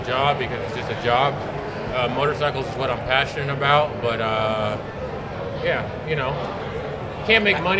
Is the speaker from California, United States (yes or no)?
yes; the Bay Area, California, United States; And I'm from the Bay Area.